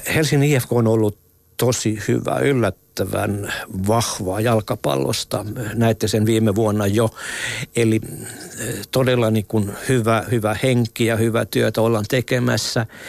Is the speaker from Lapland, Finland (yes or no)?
no; Ostrobothnia, Finland; meillä Pohjanmaalla